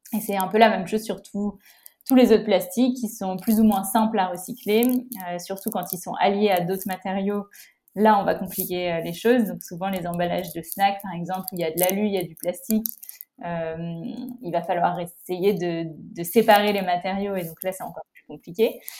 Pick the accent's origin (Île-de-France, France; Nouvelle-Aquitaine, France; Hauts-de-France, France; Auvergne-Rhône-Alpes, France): Nouvelle-Aquitaine, France; La Rochelle; moved away as an adult; also born or lived in Bordeaux / Paris / Rome / Madrid; j'ai grandi à La Rochelle et j'habite euh, maintenant à La Rochelle